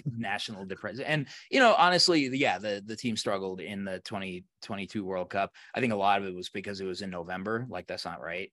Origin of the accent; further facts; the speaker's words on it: Colorado, United States; here in where I am in Colorado where I, where I grew up.